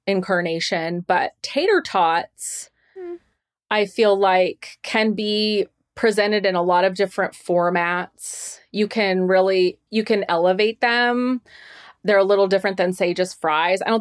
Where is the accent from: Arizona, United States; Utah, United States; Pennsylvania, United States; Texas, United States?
Arizona, United States; Tucson; I'm from Tucson.